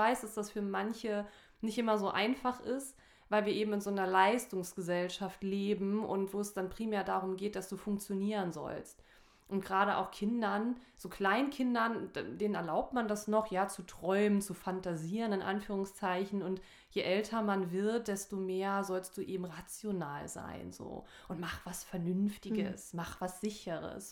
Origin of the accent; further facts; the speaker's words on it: Saarland, Germany; ich komme ja aus dem Saarland